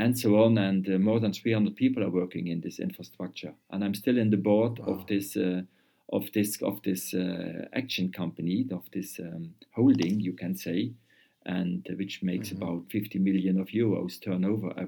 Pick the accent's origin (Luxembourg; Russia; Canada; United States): Luxembourg; also born or lived in Vienna, Austria; I came back to Luxembourg.